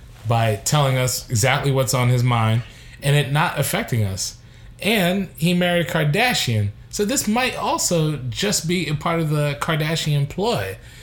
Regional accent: Brooklyn, New York, United States; I'm from Brooklyn.

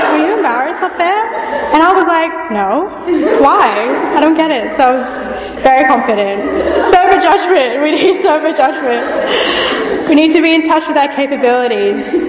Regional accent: Fiji; also born or lived in Australia; now in Birmingham, United Kingdom; I grew up in Fiji, which is in the South Pacific

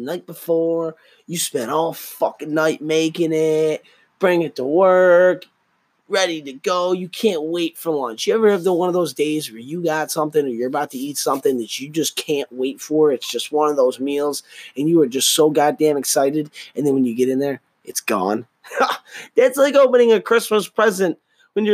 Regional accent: United States; I'm an American

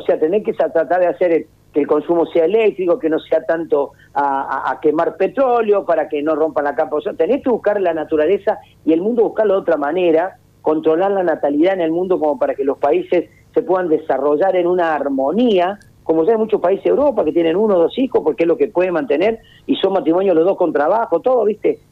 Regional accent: Argentina; no somos así los argentinos

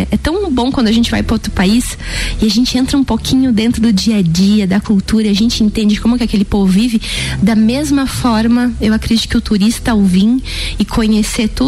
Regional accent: Santa Catarina, Brazil; não sou de Lages, mas da região, muitas pessoas não conhecem né, as belezas que a gente tem aqui logo do ladinho.

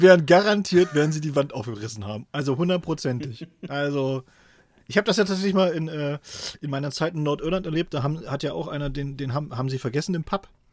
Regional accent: Thuringia, Germany; now in Helmstedt, Germany; hier von Helmstedt äh, in äh, meine alte Heimat nach Thüringen

